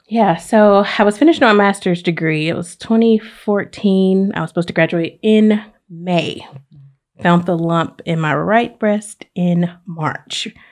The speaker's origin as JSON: {"language": "English", "town": "Oxford", "region": "Alabama", "country": "United States", "moved": "as an adult", "lives_now": "Pensacola, United States", "said": "I am originally from Oxford, Alabama"}